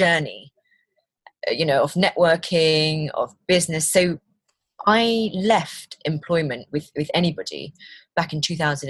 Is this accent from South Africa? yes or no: no; London, United Kingdom; also born or lived in Malaysia; now in Leicestershire, United Kingdom; I'm from London. My family are originally from Malaysia. I've got two kids. We now live in Leicestershire